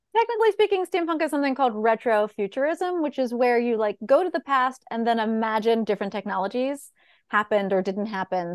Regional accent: Bolinas, California, United States; I grew up in Bolinas

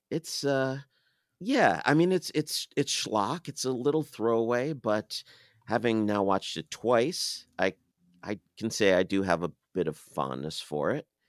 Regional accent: United States; as an American in twenty twenty-two

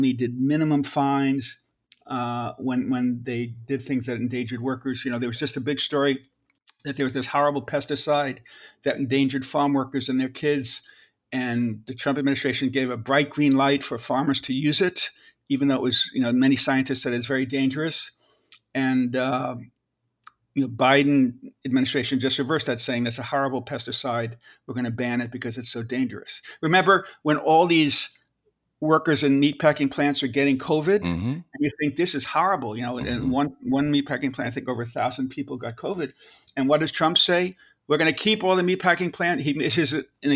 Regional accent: New York, United States; I'm from New York

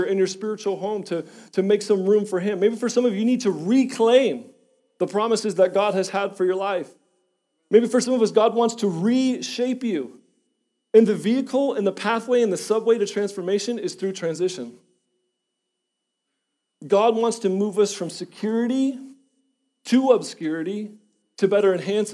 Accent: Schiller Park, Illinois, United States; moved away; I was born and raised in Illinois. Chicago, Illinois, same house, corner house, 3700 North Hawthorne, Schiller Park, Illinois, 60176. Same house for 23 years.

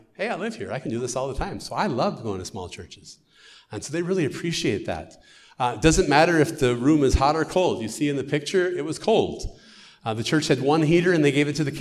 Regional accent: United States; accent: American; now in Ukraine; my American accent

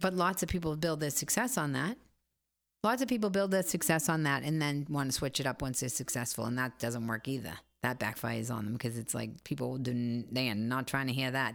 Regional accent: Boston, Massachusetts, United States; I'm from Boston

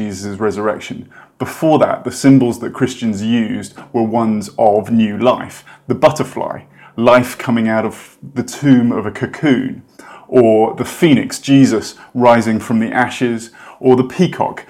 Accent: United Kingdom; I'm British

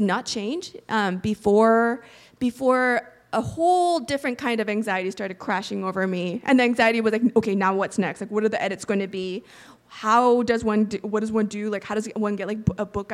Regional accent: United States; also born or lived in Korea; I moved to the States from Korea when I was 3.

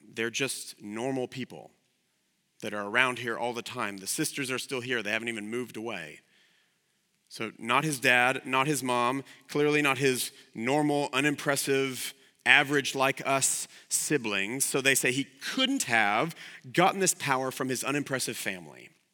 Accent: the South, United States; I'm from the South

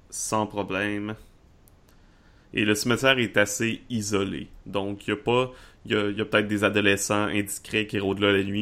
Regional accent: Quebec, Canada; Je viens de Charlevoix, j'ai pas nécessairement l'accent de Charlevoix non plus.

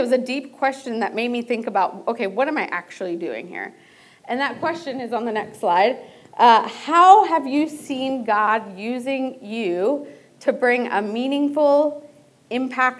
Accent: Delaware, United States; I grew up in Delaware

